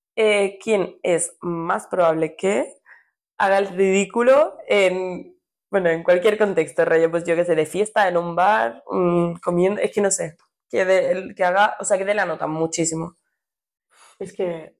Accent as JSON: {"language": "Spanish", "town": "Cornellà de Llobregat", "region": "Catalonia", "country": "Spain", "said": "somos de Cornella"}